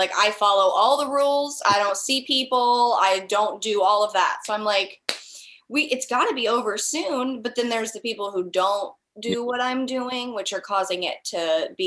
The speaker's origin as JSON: {"language": "English", "town": "Los Angeles", "region": "California", "country": "United States", "accent": "Southern", "said": "I'm from"}